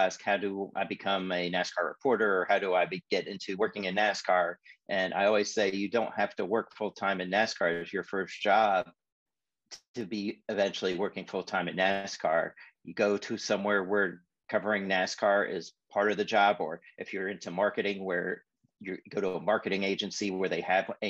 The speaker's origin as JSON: {"language": "English", "town": "Indianapolis", "region": "Indiana", "country": "United States", "tie": "born or raised there", "moved": "yes", "said": "I grew up in Indianapolis, or I moved there when I was 10."}